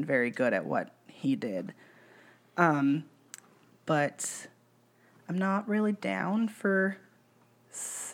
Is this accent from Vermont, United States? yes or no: no; Kern County, California, United States; also born or lived in Sonoma County, California; my mom got really religious when we moved back to Kern County from Sonoma County